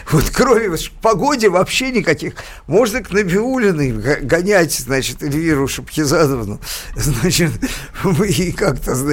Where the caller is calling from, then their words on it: Stavropol, Stavropol Krai, Russia; а, из Ставрополя, той недели неделе звонил, да-да